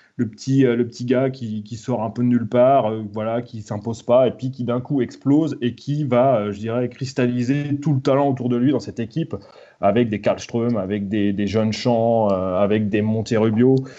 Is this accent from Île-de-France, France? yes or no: no; Vitré, Brittany, France; also born or lived in Lower Normandy / Rennes; j'ai grandi, moi, euh, à Vitré. Donc, je, suis, je vitréen, je me considère comme vitréen, même si j'ai fait mes études supérieures à Rennes. j'ai passé toute mon enfance à Vitré